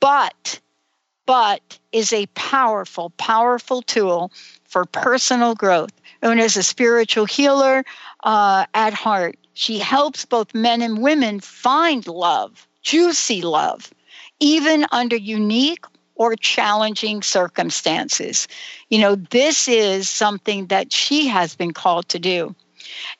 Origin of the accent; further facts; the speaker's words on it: New York, United States; Many of us growing up in New York